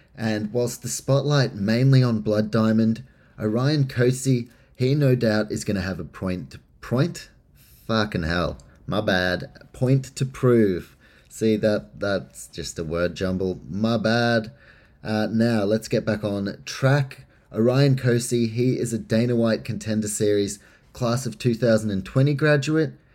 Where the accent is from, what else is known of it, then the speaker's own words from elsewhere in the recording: New Zealand; I am from New Zealand